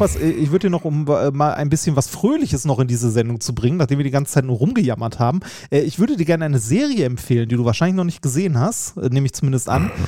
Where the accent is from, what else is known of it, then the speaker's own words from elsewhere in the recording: Essen, North Rhine-Westphalia, Germany; Altendorf, äh, stadtnah im Norden, wo ich groß geworden bin.